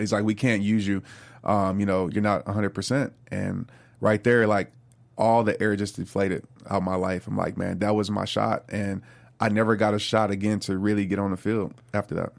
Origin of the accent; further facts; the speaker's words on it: New Orleans, Louisiana, United States; When I grew up in New Orleans, I lived across the street from a Saints player